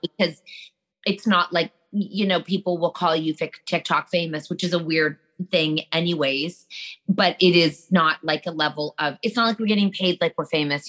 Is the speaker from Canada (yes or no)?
yes; Canada; yeah, we're Canadian.